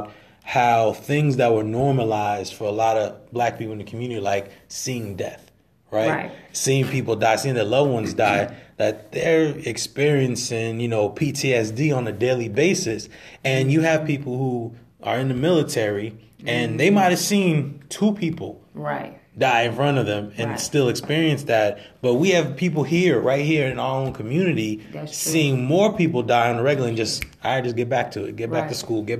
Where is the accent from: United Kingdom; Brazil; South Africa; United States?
United States; Irvington, New Jersey; I came from Irvington, New Jersey, which is, you know, rough area